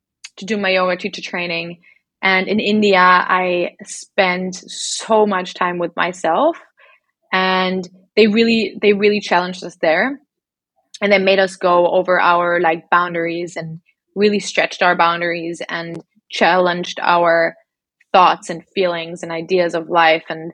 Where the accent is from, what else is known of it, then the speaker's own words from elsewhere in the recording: Berlin, Germany; moved away as an adult; also born or lived in Australia; I went from being in Berlin, growing up in Berlin, being in the same apartment all my life, same school all my life, to moving to Australia